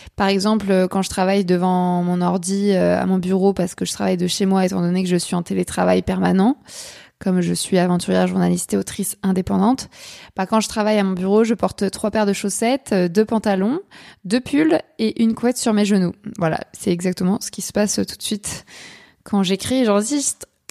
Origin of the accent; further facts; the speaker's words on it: Paris suburbs, Île-de-France, France; moved away as an adult; now in Cherbourg, France; je suis une Parisienne pur jus, puisque j'ai passé 18 ans en banlieue